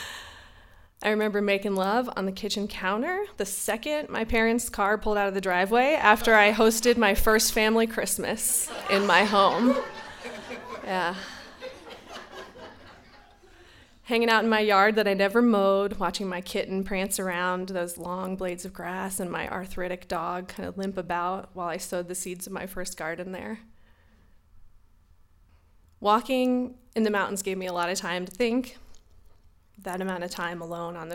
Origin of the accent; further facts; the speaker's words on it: North Carolina, United States; Growing up in North Carolina, 1220 Selwyn Lane, that was my home